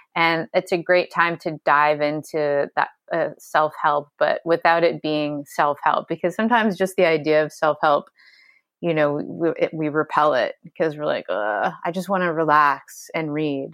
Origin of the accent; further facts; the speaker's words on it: Ontario, Canada; moved away as an adult; now in Hawaii, United States; I'm from Ontario